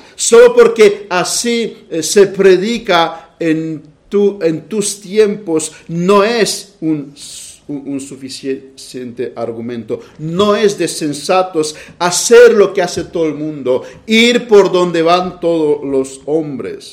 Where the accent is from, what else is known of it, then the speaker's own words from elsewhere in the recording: Romania; moved away; las vacaciones que tuve en mi país.